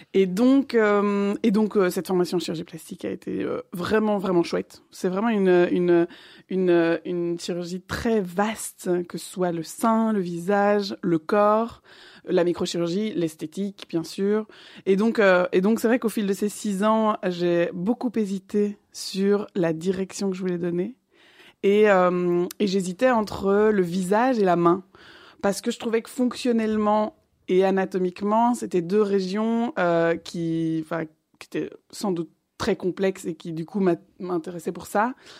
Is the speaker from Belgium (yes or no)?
yes; Liège, Wallonia, Belgium; moved away as an adult; also born or lived in Brussels / Paris; je suis originellement de Liège